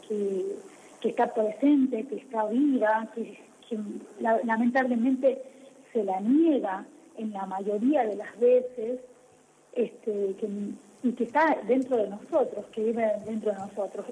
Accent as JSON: {"language": "Spanish", "region": "La Rioja", "country": "Argentina", "said": "la música folclórica nuestra, la música riojana. Entonces, eso, digamos, no es, me empezó a atrapar el, el, ritmo propio de nuestra, de mi provincia, de, de mi tierra"}